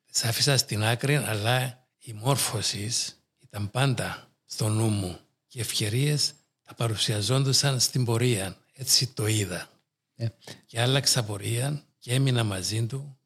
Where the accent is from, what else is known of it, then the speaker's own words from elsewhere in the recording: Nicosia District, Cyprus; ξεκινούσα από εκεί περπατητός και κατέληγα στο Παγκύπριο Γυμνάσιο απέναντι από την Αρχιεπισκοπή